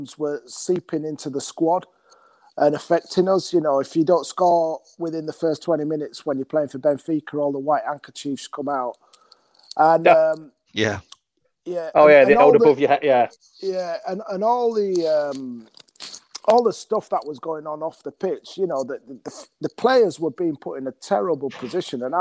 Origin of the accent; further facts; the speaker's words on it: Leeds, Yorkshire and the Humber, United Kingdom; Leeds was my hometown club